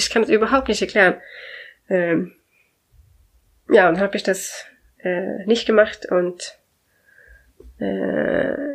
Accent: Sweden; German is a second language; wenn ich sage, ich komme aus Schweden, dann ist, ah, oh, Schweden, interessant

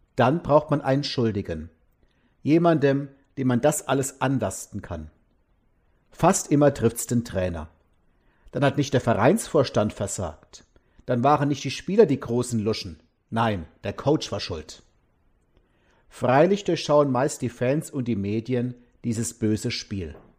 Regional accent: Mosbach, Baden-Württemberg, Germany; meine Heimatstadt Mosbach

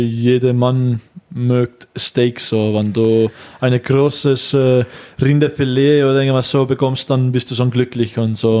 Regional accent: Estonia; German is a second language; moved away as an adult; also born or lived in Switzerland; now in Germany; Ich komme aus Estland

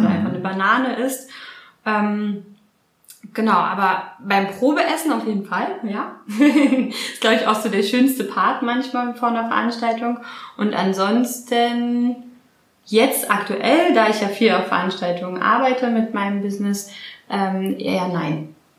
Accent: Berlin, Germany; also born or lived in Australia; Berlinerin, also hier auch geboren in Berlin

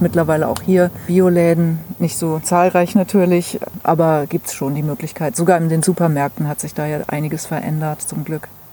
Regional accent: Hesse, Germany; moved away as an adult; also born or lived in Hamburg / Mecklenburg; now in Mecklenburg-Vorpommern, Germany; ursprünglich komme ich aus Hessen

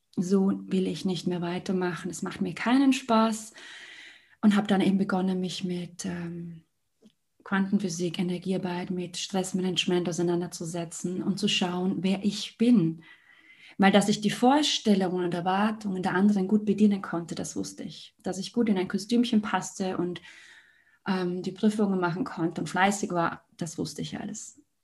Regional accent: Liechtenstein; Ich komme aus Liechtenstein

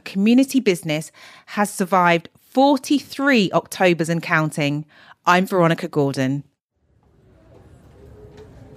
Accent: Southampton, South East England, United Kingdom; my hometown of Southampton

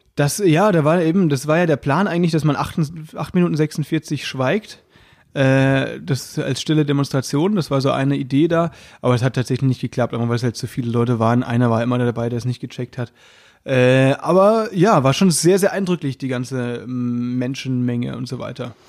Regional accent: Baden-Württemberg, Germany; ich komme ja aus Baden-Württemberg

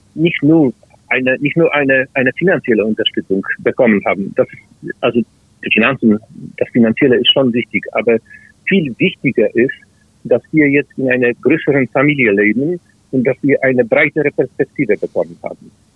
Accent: Greater Poland, Poland; German is a second language; moved away as an adult; now in Wrocław, Poland; ich bin in Großpolen, in der Region Großpolen geboren

